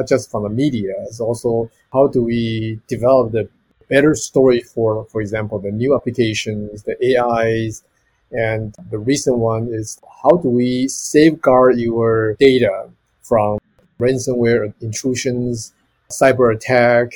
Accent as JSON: {"language": "English", "country": "Taiwan", "also_born_or_lived": "Arizona, United States", "moved": "as an adult", "said": "originally I come from Taiwan and I went to University of Arizona"}